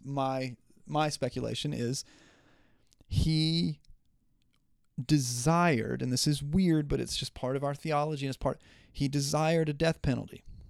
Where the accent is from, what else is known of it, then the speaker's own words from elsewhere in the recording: Southern West Virginia, United States; I'm from Southern West Virginia